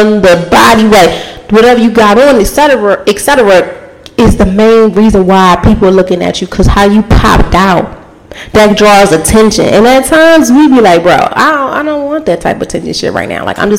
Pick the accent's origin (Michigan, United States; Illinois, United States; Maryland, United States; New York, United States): Maryland, United States; Baltimore; I'm from Baltimore